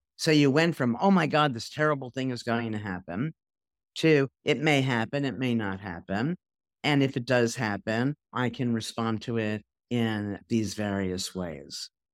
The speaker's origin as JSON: {"language": "English", "region": "New York", "country": "United States", "said": "I'm a New Yorker"}